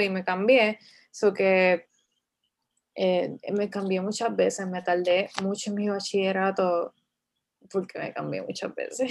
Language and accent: Spanish; Bayamón, Puerto Rico; yo soy de Bayamón